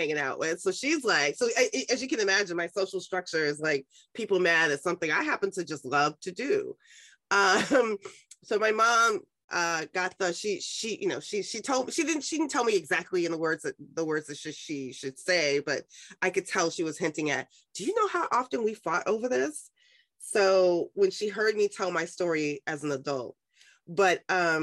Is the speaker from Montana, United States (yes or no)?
no; New York City, New York, United States; I was raised in Harlem